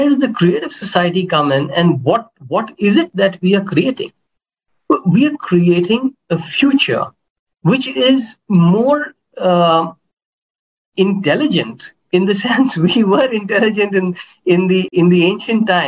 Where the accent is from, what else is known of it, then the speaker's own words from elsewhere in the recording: India; I come from India